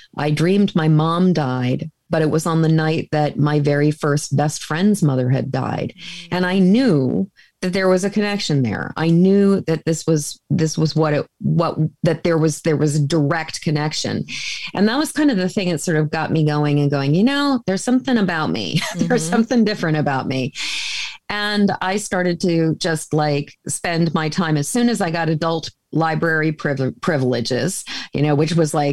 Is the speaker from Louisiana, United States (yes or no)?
no; a suburb of Boston, Massachusetts, United States; I grew up in Massachusetts in a lily white suburb of Boston